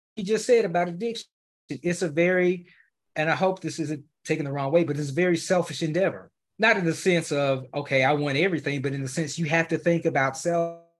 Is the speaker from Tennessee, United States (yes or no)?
yes; Memphis, Tennessee, United States; now in Dallas, United States; I currently reside in Dallas, uh, Texas, but I'm originally from Memphis